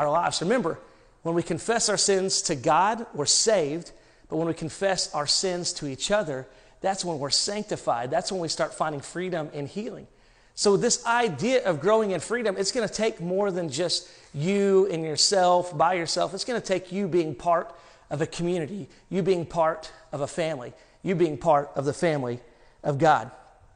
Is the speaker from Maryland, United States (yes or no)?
no; Arkansas, United States; I'm from Arkansas